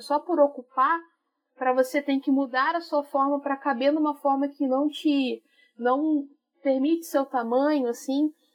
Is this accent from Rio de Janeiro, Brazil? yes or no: yes; Rio de Janeiro, Brazil; Sou do Rio de Janeiro, na zona norte do Rio, suburbana